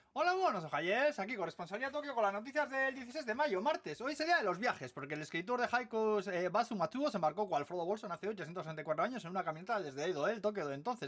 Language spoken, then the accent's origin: Spanish; Basque Country, Spain; now in Tokyo, Japan; soy vasco